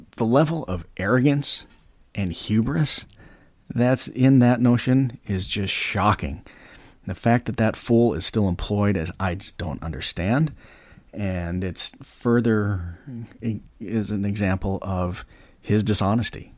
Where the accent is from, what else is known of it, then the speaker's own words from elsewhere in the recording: United States; we, as the American taxpayer, we as American voters